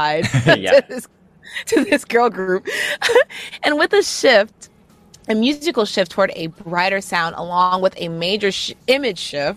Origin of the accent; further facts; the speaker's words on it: United States; I'm American